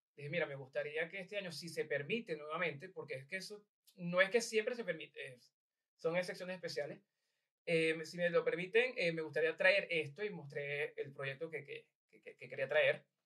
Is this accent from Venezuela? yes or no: yes; Venezuela; now in Ireland; yo era venezolano